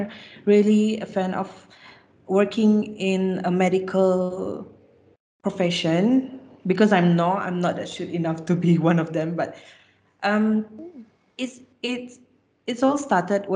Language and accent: English; Sarawak, Malaysia; I'm from Sarawak